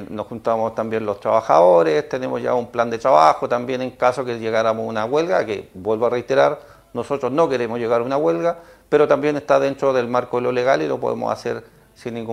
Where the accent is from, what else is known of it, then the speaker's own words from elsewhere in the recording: Chile; Eh, somos chilenos, tenemos que ganar.